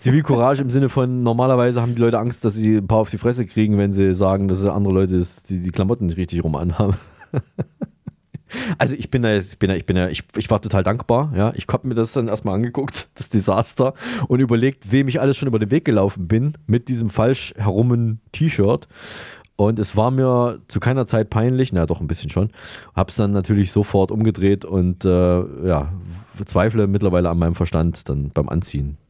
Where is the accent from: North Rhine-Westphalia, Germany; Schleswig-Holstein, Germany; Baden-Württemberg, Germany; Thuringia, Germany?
Thuringia, Germany; Saalfeld; Da sind wir in der Nähe, in Saalfeld sind wir ja, geboren.